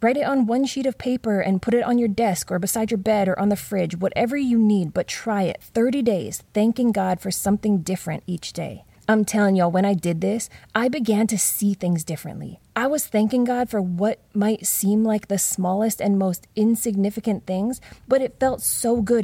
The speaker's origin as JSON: {"language": "English", "country": "Canada", "tie": "born or raised there", "moved": "yes", "said": "Growing up in Canada"}